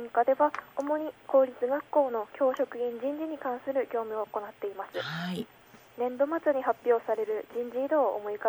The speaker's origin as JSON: {"language": "Japanese", "town": "Hirakawa", "region": "Aomori", "country": "Japan", "lives_now": "Aomori, Japan", "said": "出身は青森県平川市ですが、うん、この春から青森市に引っ越してきまし"}